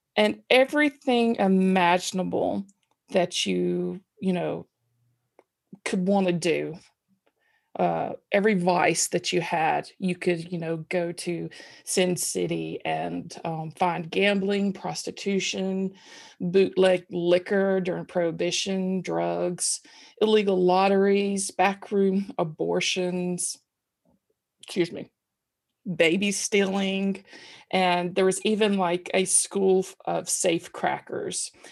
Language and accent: English; Columbus, Mississippi, United States; now in Alabama, United States; my hometown, Columbus, Mississippi